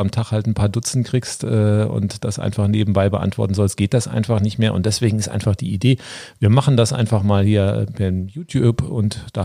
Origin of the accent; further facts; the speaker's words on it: Frankfurt, Hesse, Germany; also born or lived in Swabia / Spain; now in Berlin, Germany; bin, gebürtiger Schwabe, genau. Wir sind zusammen in Frankfurt am Main aufgewachsen, waren mal in Spanien, in Berlin, wohnen jetzt auch in Berlin.